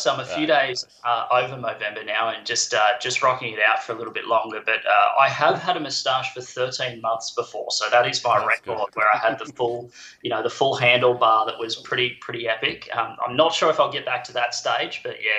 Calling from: Maroochydore, Queensland, Australia; I am on the beautiful Sunshine Coast, Maroochydore in Queensland, Australia.

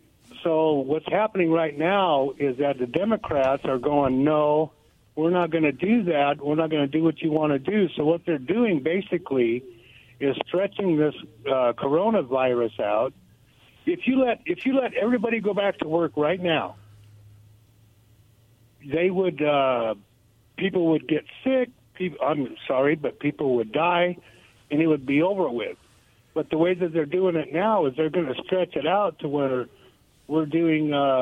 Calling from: Goldendale, Washington, United States; calling from Golandale.

